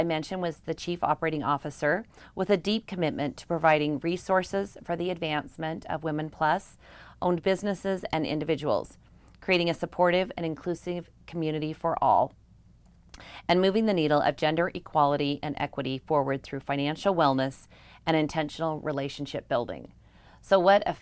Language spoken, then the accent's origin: English; Bountiful, Utah, United States; I'm from Bountiful as well